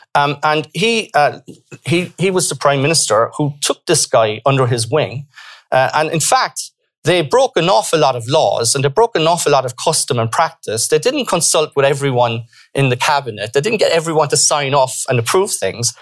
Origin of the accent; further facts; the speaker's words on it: Ireland; we were ben- able to benefit also from our diaspora